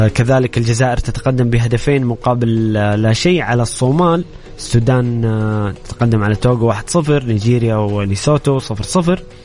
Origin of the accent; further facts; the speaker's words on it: Saudi Arabia; بالنسبه لنا كسعوديين